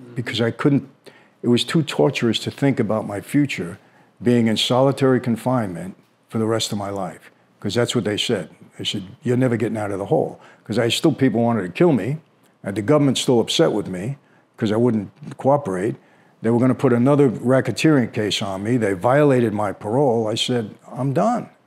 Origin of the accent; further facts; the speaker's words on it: New York City, New York, United States; we grew up in Brooklyn